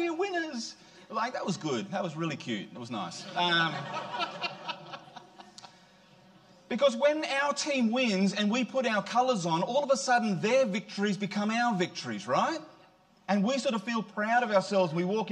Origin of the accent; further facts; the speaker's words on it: Queensland, Australia; now in New South Wales, Australia; I'm a Queenslander